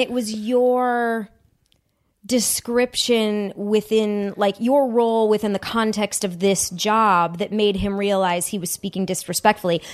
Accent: Huntington Woods, Michigan, United States; born or raised there

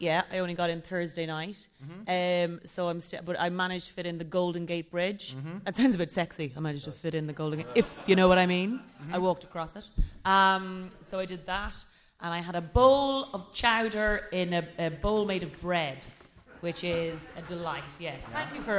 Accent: Ireland; I'm Irish.

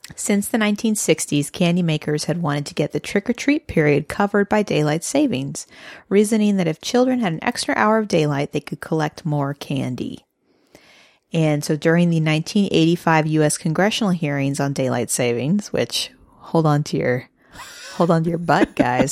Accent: Midwest, United States; moved away; being a Midwesterner

